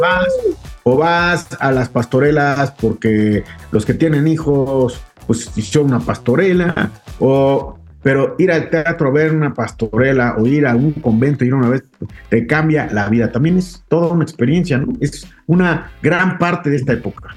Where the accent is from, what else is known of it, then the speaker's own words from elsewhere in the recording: Mexico; nosotros como mexicanos